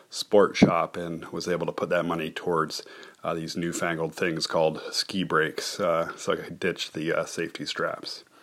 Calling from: Keene, New Hampshire, United States; I'm recording from Keene, New Hampshire.

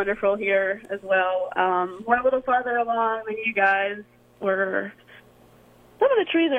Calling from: Russellville, Arkansas, United States; Today I am calling from Russellville, Arkansas.

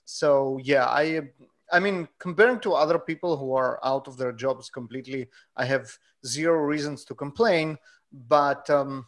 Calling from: Gilroy, California, United States; Hey, I'm …, broadcasting you from home in Gilroy, California.

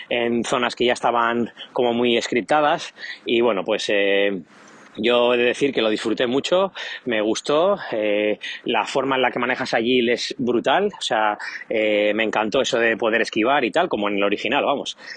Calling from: Bilbao, Basque Country, Spain; desde Bilbao.

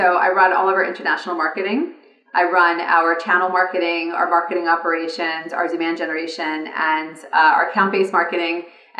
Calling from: California, United States; So I am calling today from California.

